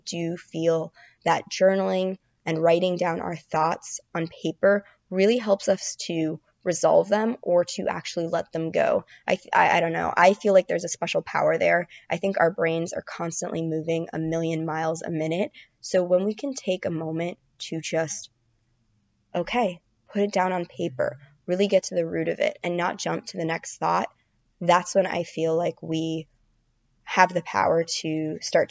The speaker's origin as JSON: {"language": "English", "region": "Florida", "country": "United States", "moved": "yes", "lives_now": "New York City, United States", "said": "I'm from Florida."}